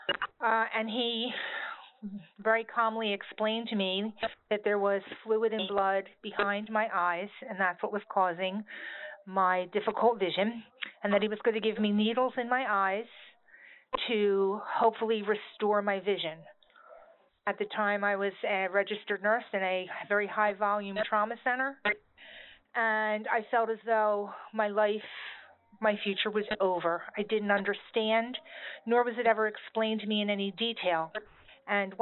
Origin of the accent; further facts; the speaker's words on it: New Jersey, United States; I'm from New Jersey